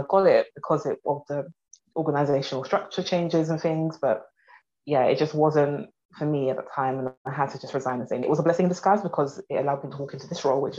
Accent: London, United Kingdom; from South London.

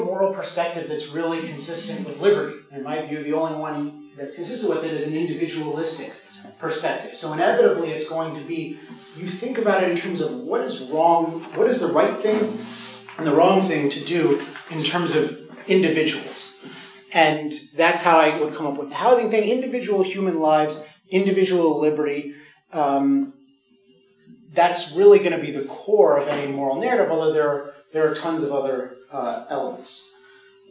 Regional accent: California, United States; I'm from California

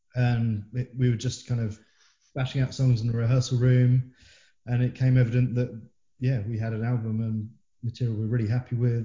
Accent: Isle of Wight, South East England, United Kingdom; moved away; We're all from the Isle of Wight.

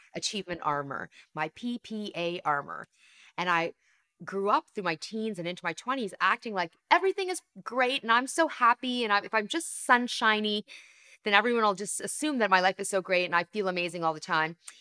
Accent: Canada; accent: Canadian; my parents came to Canada, which is where I live, I'm Canadian

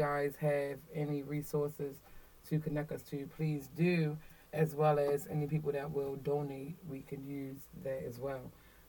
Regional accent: Baltimore, Maryland, United States; Because, so, I'm originated from Park Heights.

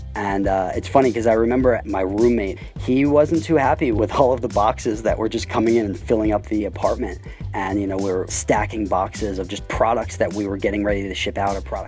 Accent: United States; moved away as an adult; now in Shenzhen, China; I'm an American

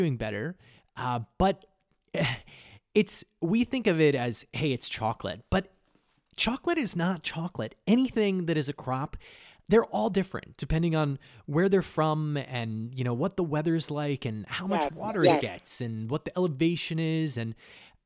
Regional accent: Casper, Wyoming, United States; now in New York, United States; I'm from Casper

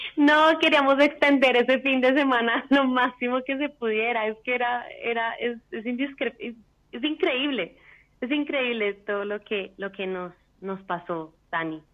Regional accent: Bogotá, Colombia; moved away as an adult; now in Vienna, Austria; Soy colombiana, de Bogotá eh, radicada en Austria, en Viena

